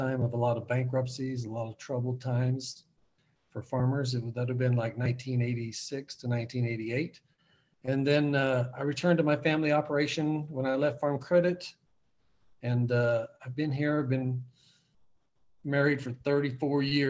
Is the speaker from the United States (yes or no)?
yes; Oakley, Kansas, United States; I grew up in Northwest Kansas, and I'm still in Northwest Kansas